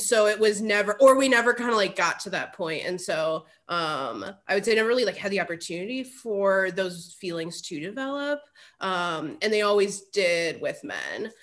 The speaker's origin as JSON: {"language": "English", "town": "Cleveland", "region": "Ohio", "country": "United States", "tie": "born or raised there", "said": "I grew up in the Cleveland area"}